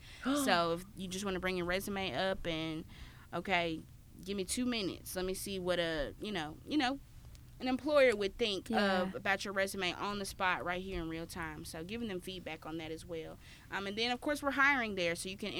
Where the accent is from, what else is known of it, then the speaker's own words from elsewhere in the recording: Memphis, Tennessee, United States; okay, yeah, I'm from Memphis, everybody, y'all cool, we're all cool.